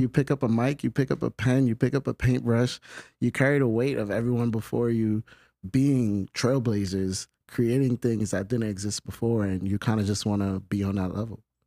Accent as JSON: {"language": "English", "town": "New York City", "region": "New York", "country": "United States", "said": "I'm from the Bronx"}